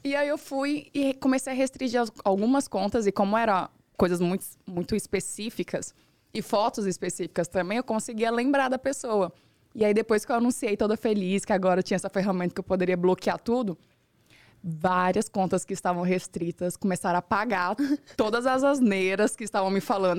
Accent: Rondonópolis, Mato Grosso, Brazil; moved away as an adult; now in São Paulo, Brazil; Eu sou criada, nasci e fui criada no, em Rondonópolis, uma cidade pequena

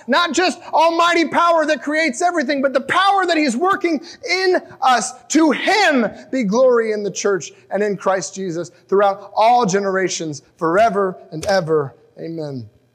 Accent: United States; as an American

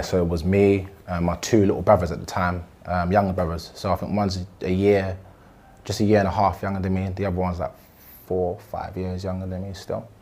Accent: London, United Kingdom; I'm originally from Southeast uh, Brixton

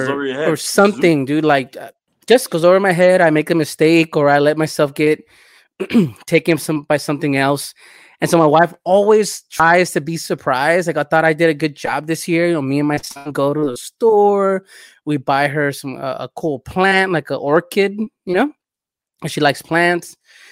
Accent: El Salvador; moved away

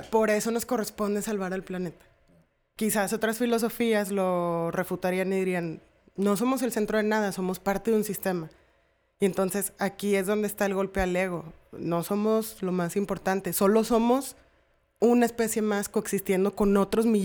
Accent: Mexico; Soy mujer. Soy mexicana.

